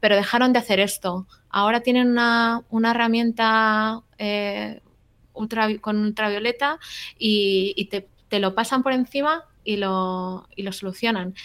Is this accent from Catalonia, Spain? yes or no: yes; Barcelona, Catalonia, Spain; now in California, United States; soy de Barcelona, pero vivo en California.